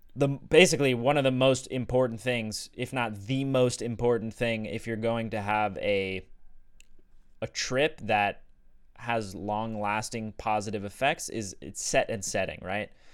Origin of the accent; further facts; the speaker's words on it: Sedona, Arizona, United States; growing up in Sedona and being exposed to psychedelics there